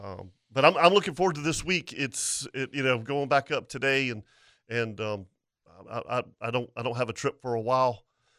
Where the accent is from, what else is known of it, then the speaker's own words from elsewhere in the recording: Florida, United States; I'm from Florida.